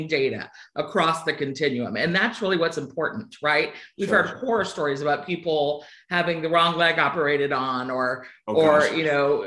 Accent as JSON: {"language": "English", "town": "Sugar Land", "region": "Texas", "country": "United States", "tie": "born or raised there", "accent": "twang", "moved": "yes", "said": "I'm originally from Texas, a town called Sugarland. You'll hear a twang come out on a word or two along the way"}